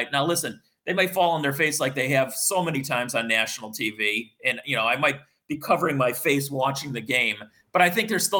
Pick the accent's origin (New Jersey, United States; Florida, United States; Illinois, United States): Illinois, United States; Chicago; I got to at least pick up my hometown team, and normally I never pick the Bears